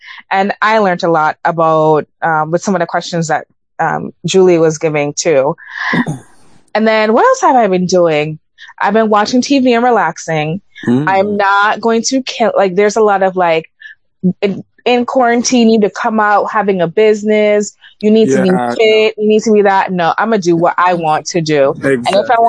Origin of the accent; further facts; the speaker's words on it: Jamaica; now in United States; I'm still a Jamaican citizen. Thank you very much. I still support my country very much.